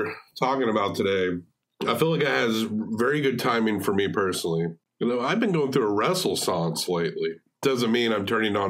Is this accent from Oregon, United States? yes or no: no; New York, United States; New York is, you know what he's talking about. I'm from New York.